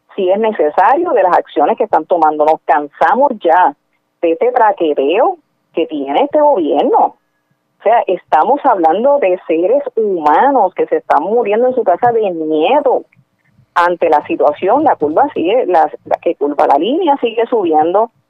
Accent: Puerto Rico; somos puertorriqueños y puertorriqueñas

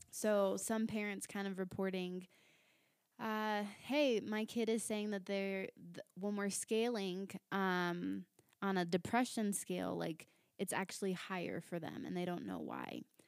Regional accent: Virginia Beach, Virginia, United States; moved away as an adult; now in Littleton, United States; I'm originally from Virginia Beach, Virginia.

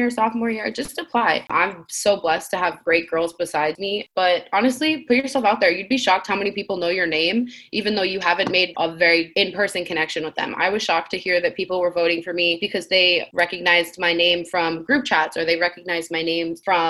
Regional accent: Rhode Island, United States; moved away as an adult; I'm from Rhode Island, a really small place

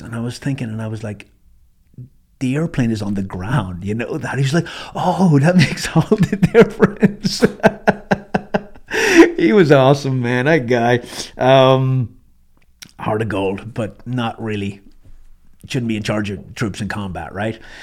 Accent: Ireland; moved away as an adult; also born or lived in Germany; I walked in that morning as a Irish citizen, green card holder, and I walked out as a U S citizen

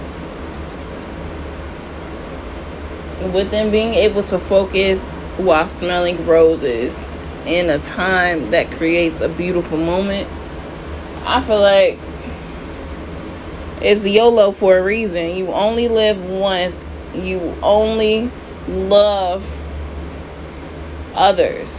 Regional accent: United States; being an American citizen

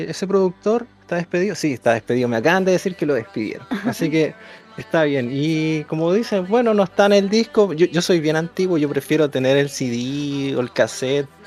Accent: Coquimbo, Chile; soy de Coquimbo, tengo 19 años

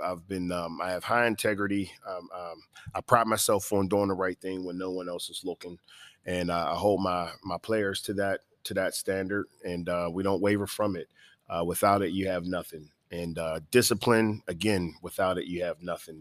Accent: Pittsburgh, Pennsylvania, United States; now in Savannah, United States; I'm from Pittsburgh, Pennsylvania

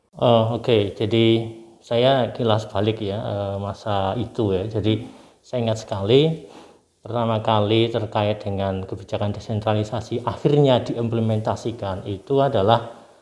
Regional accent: Purwokerto, Central Java, Indonesia; now in Yogyakarta, Indonesia; di daerah saya di Purwokerto sana di Kabupaten Banyumas

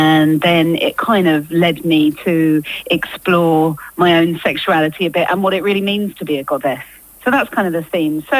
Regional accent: Rayleigh, East of England, United Kingdom; I grew up in Rayleigh

